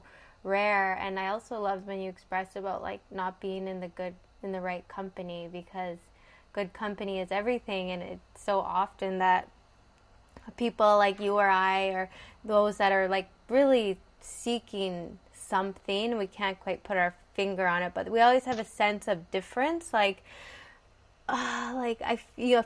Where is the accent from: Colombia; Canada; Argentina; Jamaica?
Canada; I'm from Canada